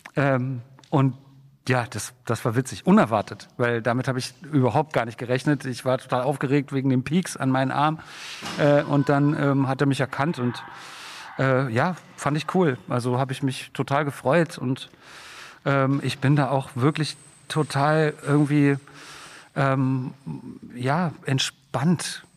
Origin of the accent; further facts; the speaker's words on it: Berlin, Germany; als Berlinerin